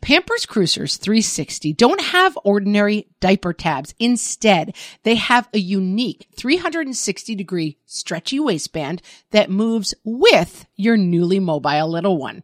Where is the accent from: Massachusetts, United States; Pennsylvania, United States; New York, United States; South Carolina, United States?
New York, United States; as a New Yorker